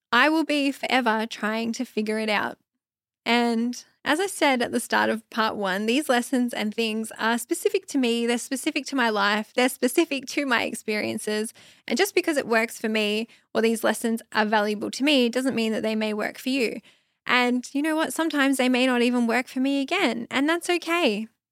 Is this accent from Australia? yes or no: yes; Australia; I'm Aussie. It's McDonald's. That's what we call it here in Australia.